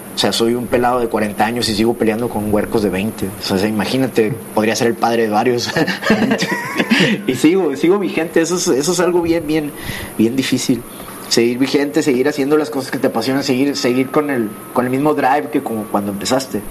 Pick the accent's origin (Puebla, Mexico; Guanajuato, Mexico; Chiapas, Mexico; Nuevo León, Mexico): Nuevo León, Mexico; San Nicolás de los Garza; crecí allá en San Nicolás con mis papás